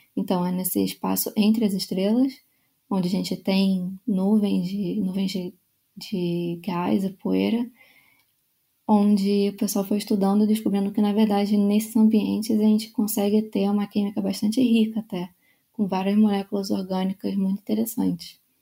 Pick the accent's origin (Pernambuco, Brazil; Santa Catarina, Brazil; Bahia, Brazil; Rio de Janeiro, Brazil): Rio de Janeiro, Brazil; moved away as an adult; also born or lived in São Paulo; eu sou é, do Rio de Janeiro. Eu nasci é, e é, cresci no, no, Rio